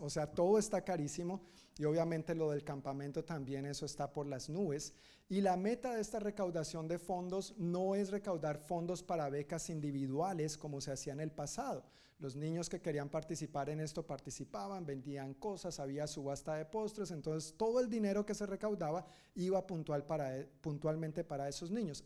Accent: Colombia; now in United States; Yo soy colombiano, según mi cultura y mi familia y mi crianza

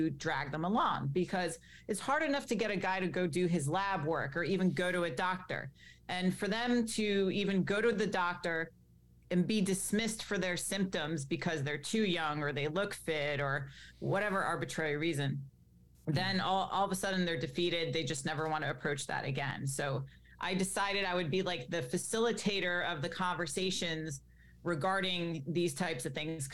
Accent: Greenwich, Connecticut, United States; I grew up in Greenwich, Connecticut, which, as you know, is quite the wealthy town

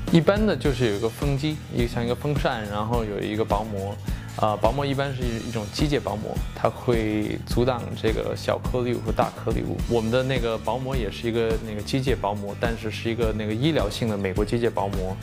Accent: Beijing, China; now in California, United States; 我在北京出生，我在北京有很多亲戚，我每年会回去探亲

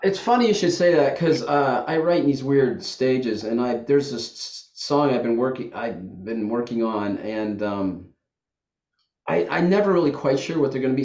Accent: Youngstown, Ohio, United States; also born or lived in the South / Washington, D.C.; now in Saratoga Springs, United States; I grew up in Youngstown, Ohio

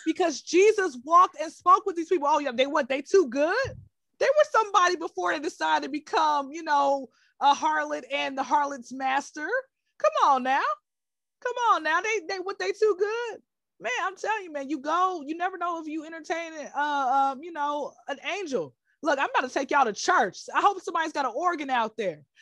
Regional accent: Atlanta, Georgia, United States; now in Dubai, United Arab Emirates; I'm from Atlanta

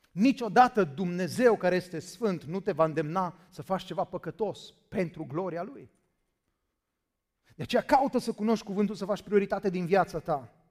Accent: Danube area, Romania; Credeți-mă, am crescut la Dunăre

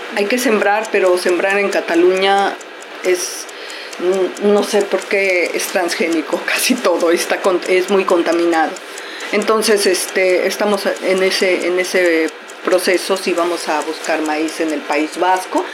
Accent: Mexico; now in Barcelona, Spain; yo soy mexicana

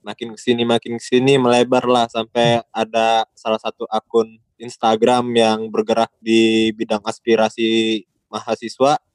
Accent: Palembang, South Sumatra, Indonesia; moved away; gue lagi balik ke kampung halaman gue di Palembang

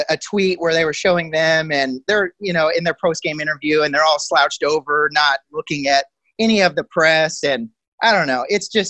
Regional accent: Indianapolis, Indiana, United States; he left the Pacers in my hometown

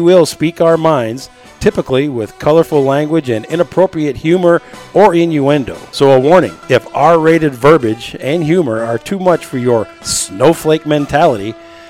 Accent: Waukegan, Illinois, United States; moved away as an adult; also born or lived in East Coast; As I said … I graduated from then Waukegan East High School, the original home of the Bulldogs.

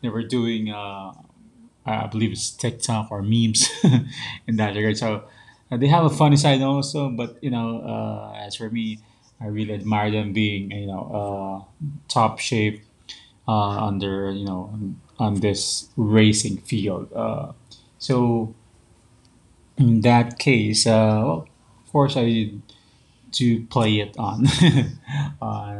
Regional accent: Philippines; also born or lived in Taguig, Philippines; as a Filipino

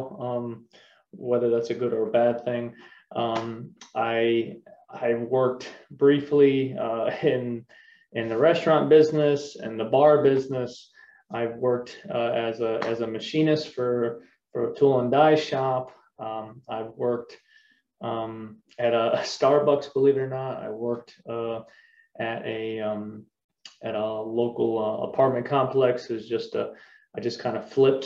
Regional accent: LaGrange County, Indiana, United States; also born or lived in Wauseon, Ohio / Michigan; I was born in Wauseon, Ohio. I was raised in LaGrange County, Indiana

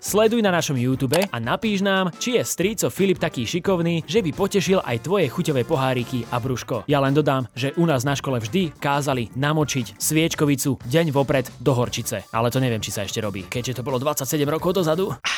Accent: Ukraine; moved away as an adult; also born or lived in Kyiv; ja som tá Ukrajinka

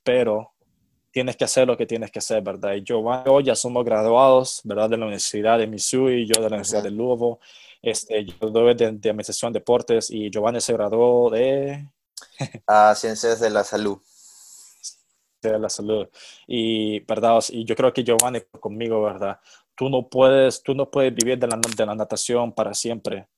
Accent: El Salvador; moved away as an adult; also born or lived in Kentucky, United States; soy, soy de El Salvador.

